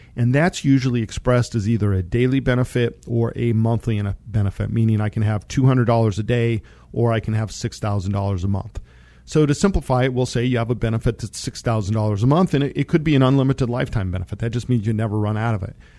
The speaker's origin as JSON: {"language": "English", "town": "Monte Vista", "region": "Colorado", "country": "United States", "tie": "born or raised there", "said": "I grew up in Monta Vista, Colorado."}